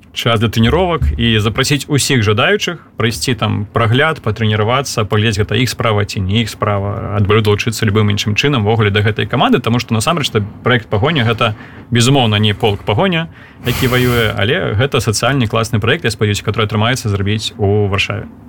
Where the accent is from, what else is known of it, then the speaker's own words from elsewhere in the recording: Belarus; мы беларусы